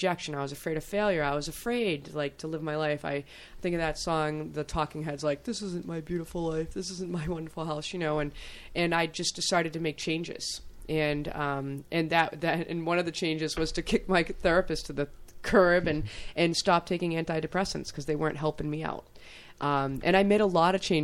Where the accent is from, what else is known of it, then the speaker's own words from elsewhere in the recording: Hudson, New Hampshire, United States; growing up in Hudson with the nicest prejudiced father